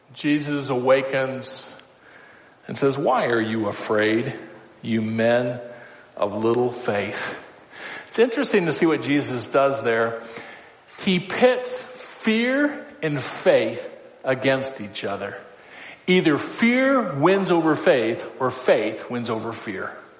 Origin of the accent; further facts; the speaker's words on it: Council Bluffs, Iowa, United States; moved away; also born or lived in North Dakota; I grew up in Council Bluffs.